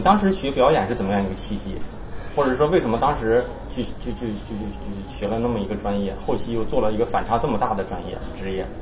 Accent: Beijing, China; accent: Beijing; moved away as an adult; also born or lived in United States; 然后从，从北京，土生土长北京人，土生好像土长北京人

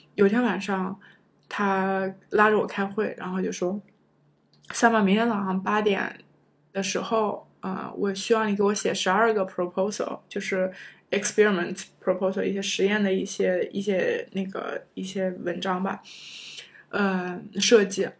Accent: China; moved away as an adult; also born or lived in United States; 中国学生，我们

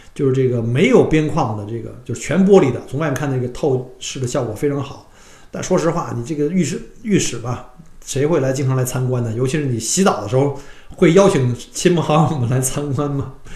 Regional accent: China; now in Australia; 我们中国人喜欢说开着窗户啊，然后用纱窗去透， 透气

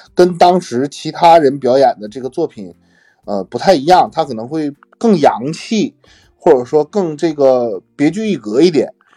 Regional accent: Northeast China, China; 我作为一个东北人

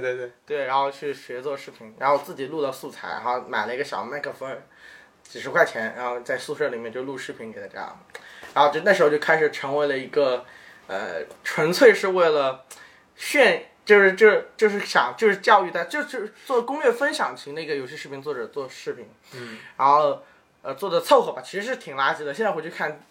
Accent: Ningbo, Zhejiang, China; moved away as an adult; now in Shanghai, China; 我是个宁波人

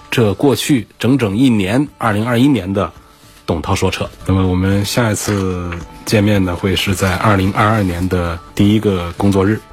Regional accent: China; 我们中国人

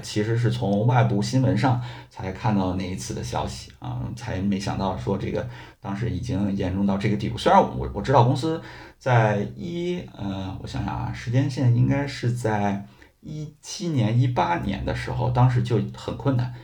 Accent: Beijing, China; 我家就是土生土长的北京人，然后只不过一直在北京的郊区

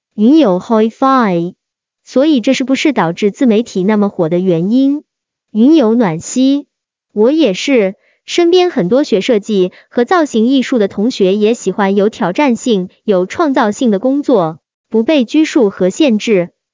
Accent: Guangzhou, Guangdong, China; 我来自广州

